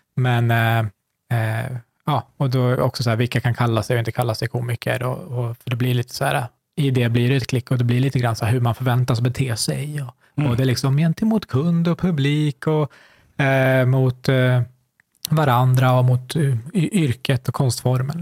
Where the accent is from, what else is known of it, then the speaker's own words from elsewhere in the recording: Sweden; jag har vuxit upp här